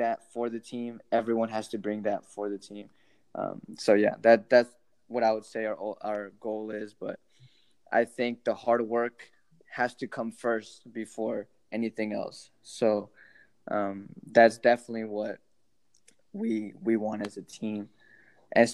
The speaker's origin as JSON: {"language": "English", "town": "Houston", "region": "Texas", "country": "United States", "tie": "born or raised there", "said": "Houston Dynamo. Like, that's my hometown"}